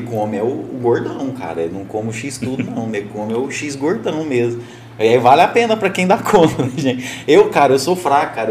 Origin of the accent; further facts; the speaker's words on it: Morrinhos, Goiás, Brazil; now in Caldas Novas, Brazil; eu sou de Morrinhos